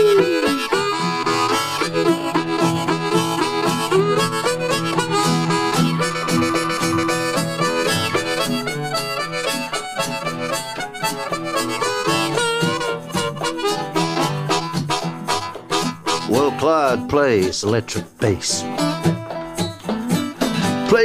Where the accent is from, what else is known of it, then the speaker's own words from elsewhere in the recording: New Zealand; also born or lived in Western Australia; now in Australia; I'm from down under, down under. I'm a Kiwi